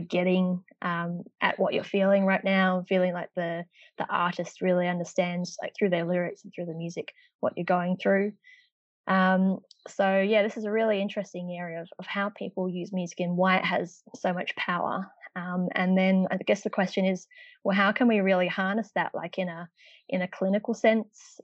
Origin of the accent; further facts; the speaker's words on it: Perth, Western Australia, Australia; moved away as an adult; now in Melbourne, Australia; I'm actually from Perth uh, in Western Australia originally.